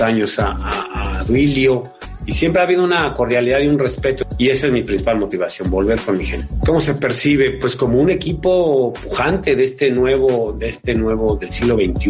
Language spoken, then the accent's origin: Spanish; Mexico; moved away as an adult; also born or lived in Spain; soy de allá y, ahí crecí, y me formé